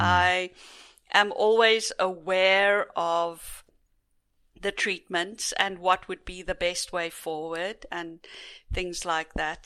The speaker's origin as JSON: {"language": "English", "country": "South Africa", "tie": "born or raised there", "said": "growing up in South Africa as privileged white in a very privileged white society"}